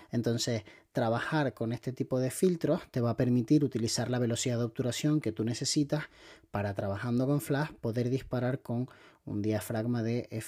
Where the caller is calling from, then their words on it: Valencia, Valencian Community, Spain; de Valencia.